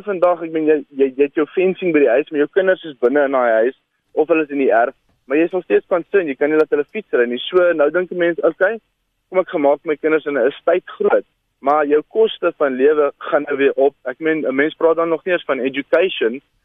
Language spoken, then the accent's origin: Afrikaans; Alberton, Gauteng, South Africa; moved away; ek kom van Gauteng af. Ek was ek in Alberton gebly. Heel onder ons straat was daar 'n groot brug